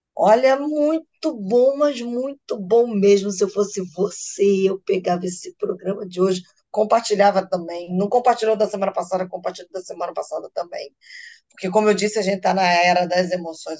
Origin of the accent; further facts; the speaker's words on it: Rio de Janeiro, Brazil; eu sou carioca